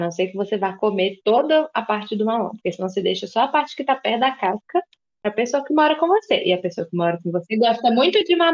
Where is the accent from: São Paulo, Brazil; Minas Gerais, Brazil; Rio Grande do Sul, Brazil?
Minas Gerais, Brazil; now in Belo Horizonte, Brazil; E eu também não sou daqui, mas eu sou do interior de Minas, onde as pessoas têm um sotaque mais aberto ainda. Eu já perdi um pouco, porque eu mudei de lá há 10 anos